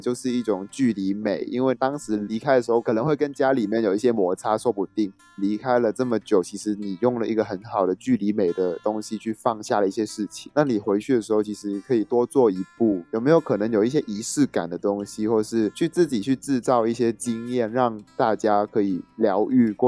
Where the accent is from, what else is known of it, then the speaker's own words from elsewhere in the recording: Macau; moved away as an adult; also born or lived in Taiwan; now in Taipei, Taiwan; 澳门地很小，所以我们生活圈本来就很紧密